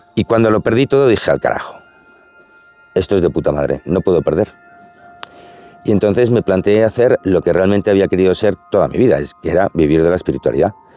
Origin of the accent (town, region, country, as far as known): Spain